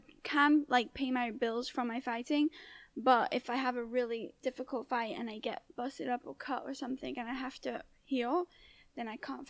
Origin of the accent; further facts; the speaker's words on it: United Kingdom; I'm kind of legal because I'm British.